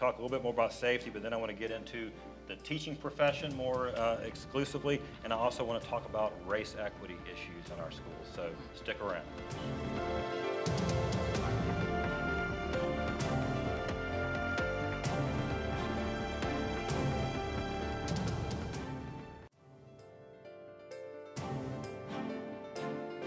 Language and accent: English; Fayetteville, North Carolina, United States; growing up in Fayetteville